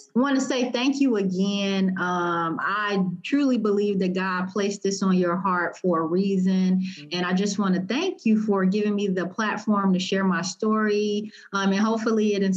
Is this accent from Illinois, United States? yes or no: yes; Chicago, Illinois, United States; moved away as an adult; also born or lived in Indiana / Ohio; now in Indianapolis, United States; I'm actually originally from Chicago